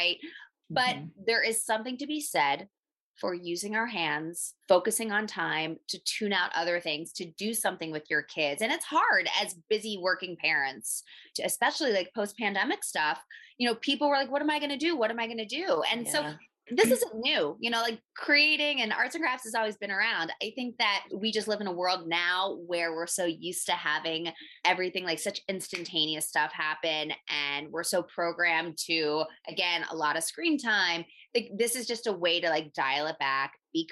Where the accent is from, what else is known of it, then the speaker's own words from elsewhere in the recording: Philadelphia, Pennsylvania, United States; moved away as an adult; also born or lived in Miami, Florida; I'm from Philly originally